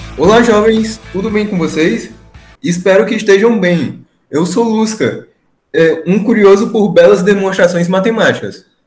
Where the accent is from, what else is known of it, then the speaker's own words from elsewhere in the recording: Ceará, Brazil; eu sou do, sou do Ceará, do Nordeste